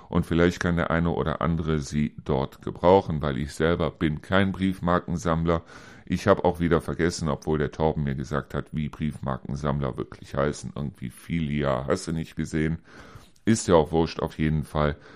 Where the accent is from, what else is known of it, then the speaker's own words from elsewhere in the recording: Neuss, North Rhine-Westphalia, Germany; ich komme hier aus Neuss, wir hatten zwar dort den Reuschenberger Busch, also es war in dem Sinne ein kleines Waldstück oder ein Baummuseum